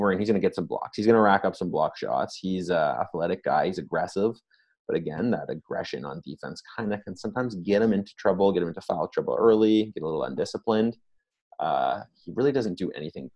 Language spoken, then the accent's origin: English; Toronto, Ontario, Canada; we're both from Toronto